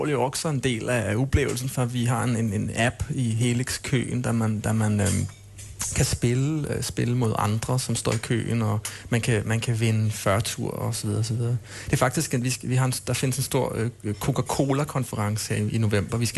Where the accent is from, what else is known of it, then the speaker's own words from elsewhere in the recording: Denmark; Swedish is a second language; jag, jag, jag är dansk, jag är en gnällig dansk, så är det bara.